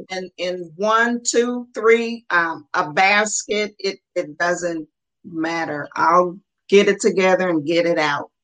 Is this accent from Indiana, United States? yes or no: yes; Muncie, Indiana, United States; we were raised in Muncie, Indiana